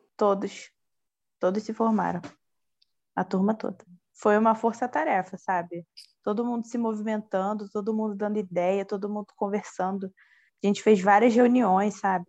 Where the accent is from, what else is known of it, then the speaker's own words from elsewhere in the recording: Nilópolis, Rio de Janeiro, Brazil; eu sou de Nilópolis, né, da Baixada Fluminense